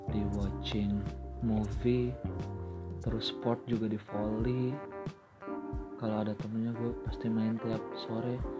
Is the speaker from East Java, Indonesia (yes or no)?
no; Majalengka, West Java, Indonesia; gue orang Sunda asli dari Majalengka tapi sekarang kerja di Karawang